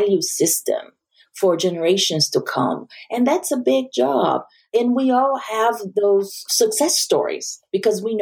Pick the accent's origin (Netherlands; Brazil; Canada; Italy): Brazil; also born or lived in Japan; now in United States; I am not from the U.S. I grew up in Brazil and I lived in Japan.